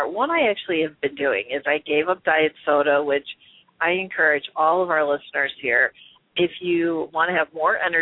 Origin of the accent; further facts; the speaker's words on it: Chicago, Illinois, United States; growing up in the Midwest in Chicago